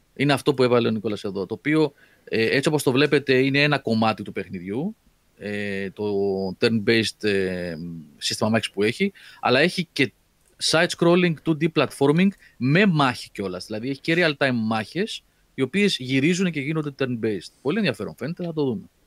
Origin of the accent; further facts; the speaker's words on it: Athens, Attica, Greece; μπορεί να μεγάλωσα στην Αθήνα